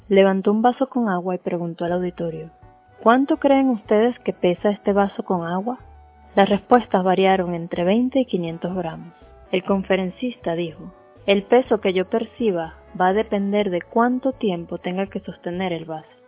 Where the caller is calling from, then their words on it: Puerto La Cruz, Anzoátegui, Venezuela; Desde Puerto La Cruz, Venezuela … expandiendo el reino.